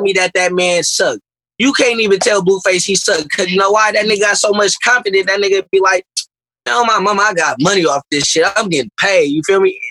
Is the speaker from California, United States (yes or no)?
yes; Berkeley, California, United States; I'm from South Berkeley